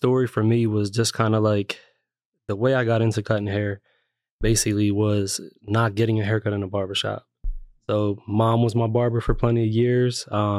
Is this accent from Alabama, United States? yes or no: no; Lancaster, Pennsylvania, United States; also born or lived in New York, United States; So I was born in New York, but I was made in Lancaster. So we moved here when I was about 3 years old. So I kind of grew up in Lancaster City